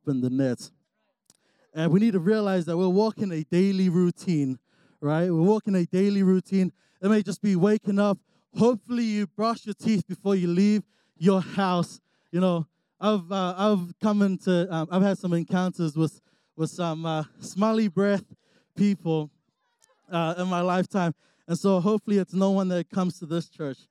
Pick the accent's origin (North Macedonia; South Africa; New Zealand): New Zealand; moved away as an adult; now in Utah, United States; I'm actually from New Zealand. And so, you know, I moved out here 3 years ago